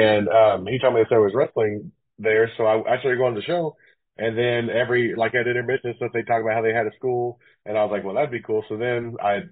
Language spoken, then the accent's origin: English; Henryetta, Oklahoma, United States; I was born in Henrietta, Oklahoma. I didn't live there. We lived in a when I was born, we lived out in the country